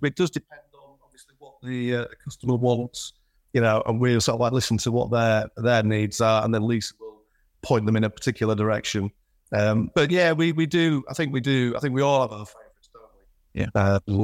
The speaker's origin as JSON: {"language": "English", "town": "Selby", "region": "Yorkshire and the Humber", "country": "United Kingdom", "tie": "born or raised there", "also_born_or_lived": "York", "said": "is a lad from the north, born and bred in Yorkshire, did my formative years in in Selby"}